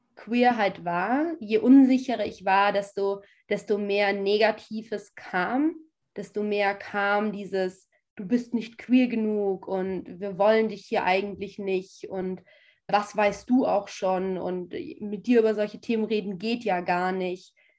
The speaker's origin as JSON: {"language": "German", "region": "a village in western Austria", "country": "Austria", "also_born_or_lived": "Sweden", "moved": "yes", "lives_now": "Vienna, Austria", "said": "ich komme ja ursprünglich nicht aus Wien, sondern aus einem Kuhdorf im Westen Österreichs."}